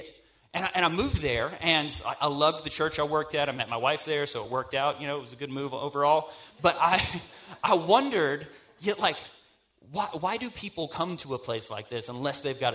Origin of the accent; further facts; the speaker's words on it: North Carolina, United States; also born or lived in Michigan / South Dakota; I grew up in North Carolina.